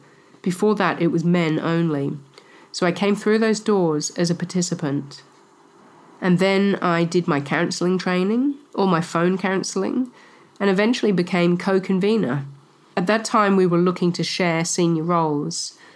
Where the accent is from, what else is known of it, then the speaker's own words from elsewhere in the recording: Bay of Plenty, New Zealand; I am from the Bay of Plenty in the North Island of New Zealand, from the tribe Ngati Rangatihi.